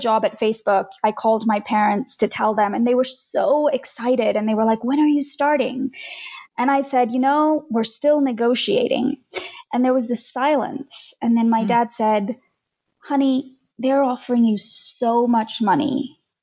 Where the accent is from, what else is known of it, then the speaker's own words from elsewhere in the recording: Australia; moved away as an adult; also born or lived in India; now in United States; We moved from India to Australia when I was 9, and later I moved to the US in my early 30s.